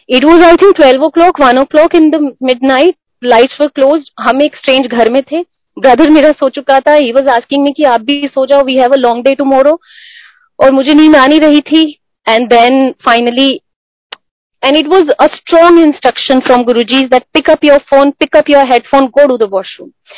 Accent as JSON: {"language": "Hindi", "region": "Himachal Pradesh", "country": "India", "moved": "as an adult", "lives_now": "Delhi, India", "said": "हम हिमाचल से हैं तो दिल्ली में प्योरली जॉब के पर्पज से रह रहे हैं"}